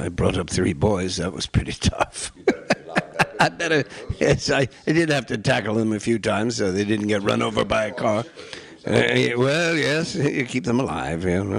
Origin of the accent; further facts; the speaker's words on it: New York City, New York, United States; Well, I grew up in New York City, so that was tough enough.